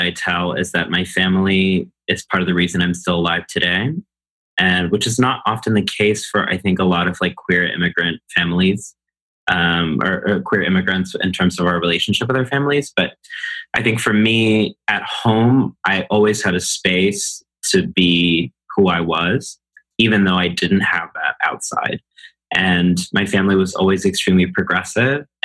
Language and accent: English; College Station, Texas, United States; now in New York City, United States; I grew up in a small town in Texas called College Station, Texas.